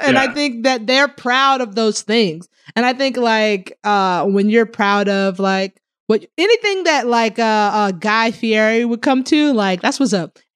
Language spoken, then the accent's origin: English; Tallahassee, Florida, United States; I'm from Tallahassee, Florida